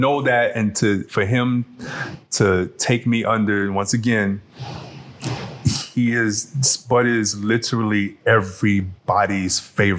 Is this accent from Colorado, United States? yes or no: no; New York, United States; also born or lived in New Orleans / Dallas; New York was where I was raised. New York and New Orleans where I was raised in my youth. But I was born in Dallas.